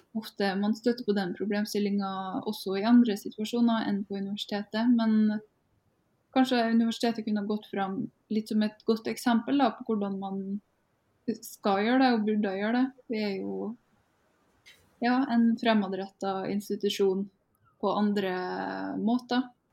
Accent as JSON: {"language": "Norwegian", "country": "Norway", "said": "Vi er jo nordmenn"}